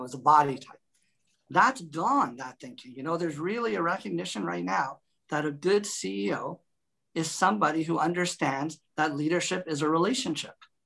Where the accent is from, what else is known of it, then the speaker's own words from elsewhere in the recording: Canada; also born or lived in Toronto; I'm a Canadian